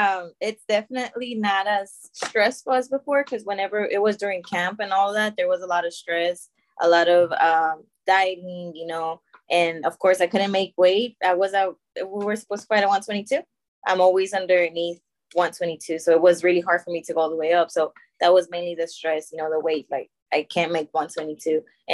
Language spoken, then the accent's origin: English; Monterrey, Nuevo León, Mexico; as I said before, I'm from Monterrey, so it's harder for us to go to nationals.